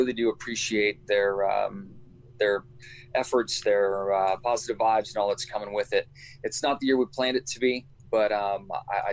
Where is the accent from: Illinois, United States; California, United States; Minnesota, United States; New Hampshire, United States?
California, United States; Southern; moved away; I grew up in Southern California, grew up racing on 2 wheels, racing dirt bikes